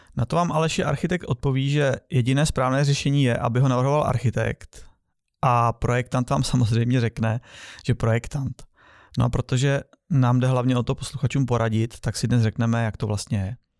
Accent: Czechia; my jako Češi

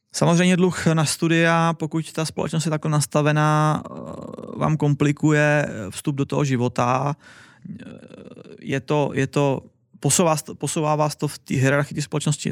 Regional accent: Czechia; now in Wrocław, Poland; tady u nás v Čechách

